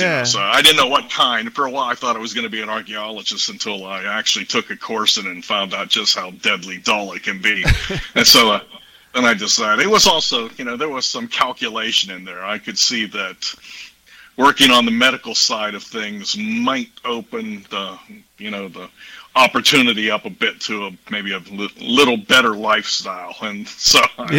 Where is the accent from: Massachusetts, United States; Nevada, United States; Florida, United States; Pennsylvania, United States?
Pennsylvania, United States; Pittsburgh; born there; moved away as an adult; now in Texas, United States; I was born in the Pittsburgh area, but okay. After I finished university and my PhD, I got down to Texas and have never looked back. So I've been in Texas 35 years or so.